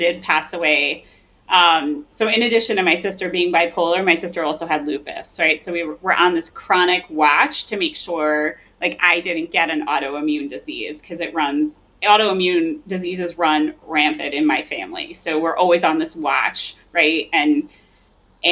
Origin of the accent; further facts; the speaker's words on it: New Jersey, United States; moved away; I come from New Jersey originally